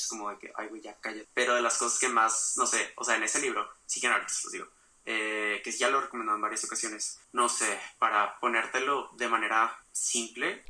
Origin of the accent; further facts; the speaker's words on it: Mexico; nuestra identidad como mexicanos